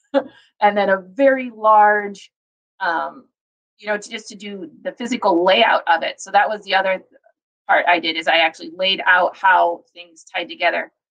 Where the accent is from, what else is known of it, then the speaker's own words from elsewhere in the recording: Fort Wayne, Indiana, United States; now in Madison, United States; I grew up in uh, Fort Wayne